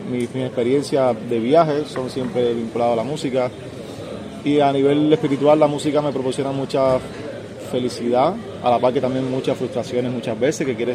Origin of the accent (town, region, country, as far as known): Santa Clara, Villa Clara, Cuba; moved away; also born or lived in Havana